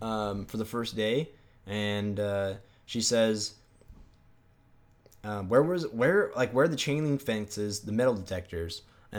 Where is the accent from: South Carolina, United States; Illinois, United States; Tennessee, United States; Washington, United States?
Washington, United States; So like I'm from Washington. So I kind of know like when it will start snowing.